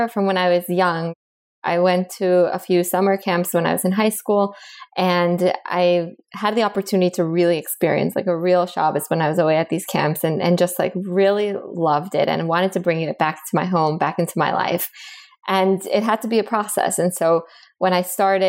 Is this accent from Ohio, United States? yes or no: no; Miami, Florida, United States; moved away as an adult; also born or lived in Bogota, Colombia; now in Boston, United States; I was born in Colombia in South America. I grew up in Miami